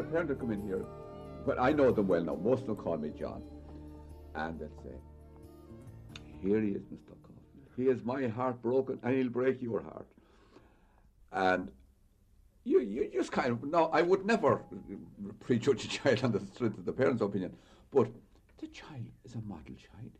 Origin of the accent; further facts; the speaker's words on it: Mayo, Connacht, Ireland; moved away as an adult; now in Dublin, Ireland; I came up here from Mayo 1955 for two, three, three years, so a bit of wild oats, and I'm here since. Sometimes I regret I didn't go back down, down home